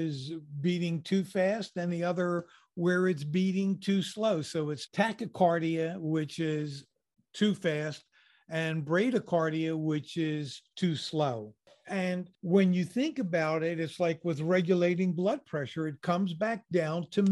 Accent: United States; I'm an American

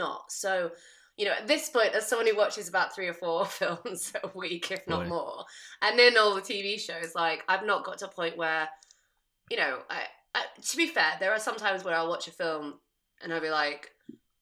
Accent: United Kingdom; I'm British.

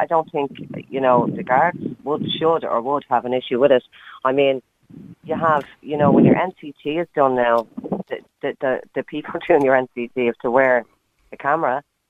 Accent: Dublin, Leinster, Ireland; I grew up in Ballymun

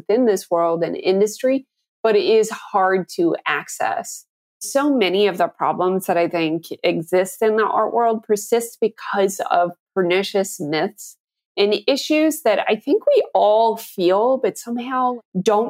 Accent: Canada; I grew up in Canada, where radio is a much larger part of the culture than most people can imagine.

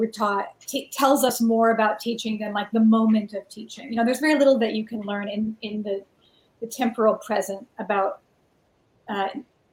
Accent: the Bay Area, California, United States; I grew up in the Bay Area

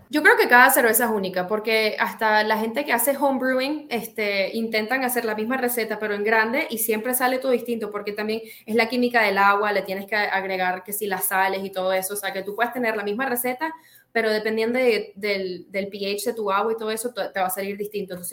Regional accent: Venezuela; now in Czech Republic; cuando me fui de Venezuela a la República Checa, eso fue un culture shock

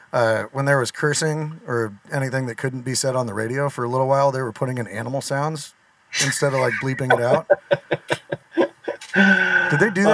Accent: Northern California, United States; moved away; I grew up in Northern California, so it was like Z95.7 and stuff

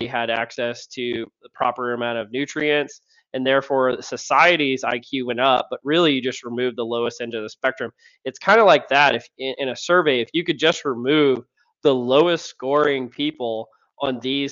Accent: Louisiana, United States; I'm from Louisiana

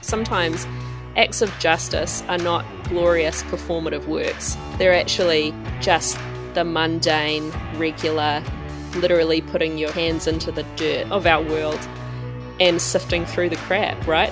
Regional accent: Auckland, New Zealand; I am from, uh, Tamaki Makoto

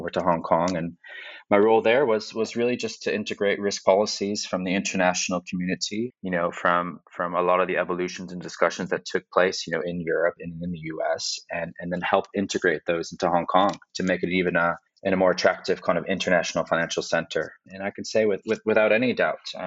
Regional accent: Chicago, Illinois, United States; My more relevant experience starts in my hometown of Chicago at the CME

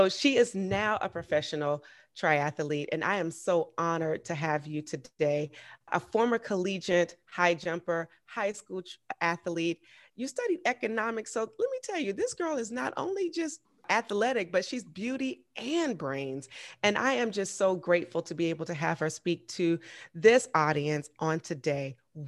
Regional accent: Augusta, Georgia, United States; I actually met her in my hometown.

